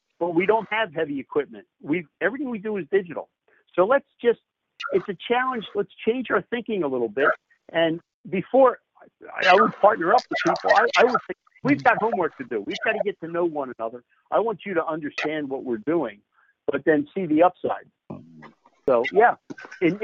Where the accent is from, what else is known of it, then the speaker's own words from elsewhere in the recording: Philadelphia, Pennsylvania, United States; I was born and bred in Philly. I got a Philly attitude